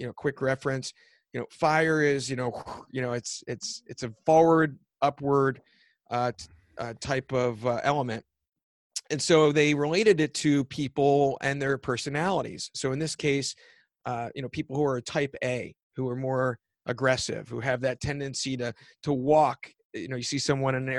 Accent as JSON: {"language": "English", "town": "Philadelphia", "region": "Pennsylvania", "country": "United States", "said": "I'm from Philadelphia. I'm an East Coast guy."}